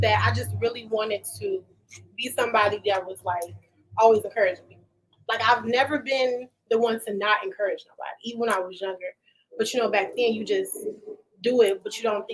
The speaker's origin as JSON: {"language": "English", "area": "Lake County", "region": "Illinois", "country": "United States", "tie": "born or raised there", "also_born_or_lived": "Chicago, Illinois", "said": "I live out here. Been here for ever since I was probably like 5 years old"}